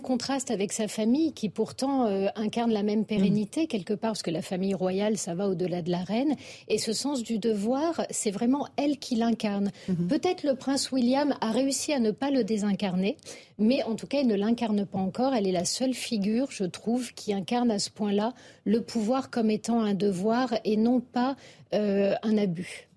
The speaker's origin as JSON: {"language": "French", "country": "France", "said": "en tant que Français"}